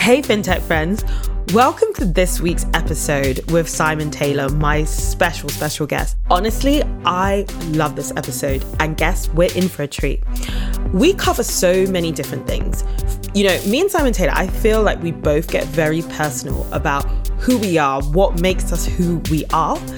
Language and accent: English; United Kingdom; moved away as an adult; also born or lived in Nigeria (ancestry); now in Lisbon, Portugal; I'm British. I managed to, like, move to Europe post-Brexit